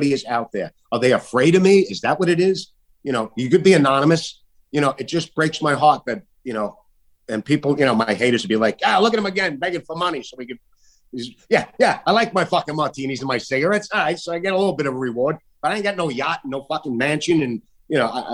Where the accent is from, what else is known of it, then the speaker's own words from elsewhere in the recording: New York City, New York, United States; in Staten Island, my hometown